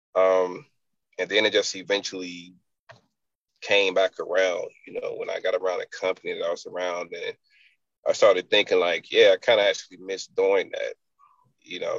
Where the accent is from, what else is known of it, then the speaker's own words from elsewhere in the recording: Enfield, North Carolina, United States; moved away; also born or lived in Raleigh/Wake Forest, North Carolina; I'm from a little town called Enfield.